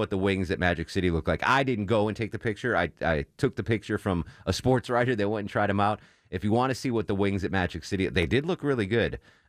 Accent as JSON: {"language": "English", "town": "Torrington", "region": "Connecticut", "country": "United States", "tie": "born or raised there", "said": "There's a famous, there's a big theater in my hometown of Torrington called the Warner Theater, and it was like opened up in the 20s."}